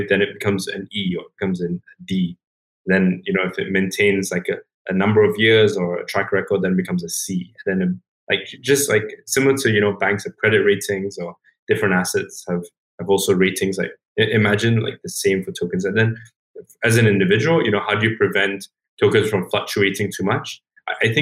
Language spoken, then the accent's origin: English; Singapore; I grew up in Singapore